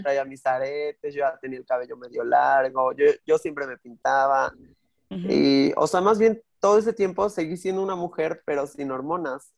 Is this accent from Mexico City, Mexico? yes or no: yes; Mexico City, Mexico; soy de Azcapotzalco